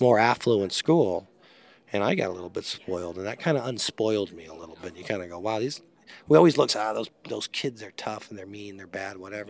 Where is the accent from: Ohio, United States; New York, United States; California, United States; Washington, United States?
California, United States; Long Beach; I grew up in Long Beach